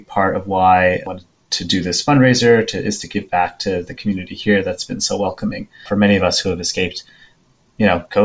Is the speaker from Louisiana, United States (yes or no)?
yes; New Orleans, Louisiana, United States; first language Taiwanese; English is a second language; moved away as an adult; also born or lived in San Francisco / East Coast; now in Taiwan; I was born and raised in New Orleans